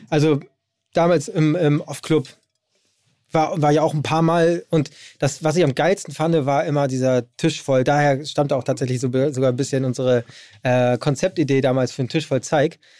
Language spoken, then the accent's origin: German; Hamburg, Germany; Ich bin aus Hamburg